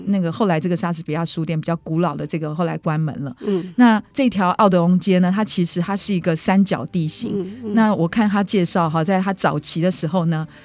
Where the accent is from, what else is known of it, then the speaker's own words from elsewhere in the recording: Taipei, Taiwan; 我们台北人